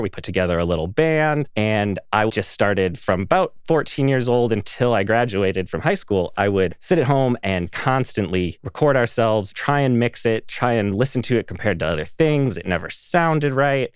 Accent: Pine City, Minnesota, United States; I am from a very small town in the middle of nowhere, Minnesota. It's a town called Pine City.

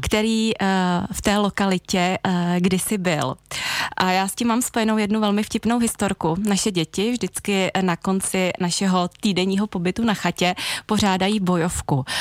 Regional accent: Jindřichův Hradec, South Bohemian Region, Czechia; teď se vracím do svého rodného města, do Jindřichova Hradce

